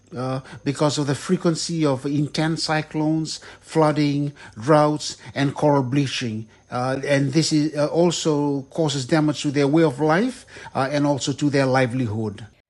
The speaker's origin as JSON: {"language": "English", "country": "Fiji", "tie": "born or raised there"}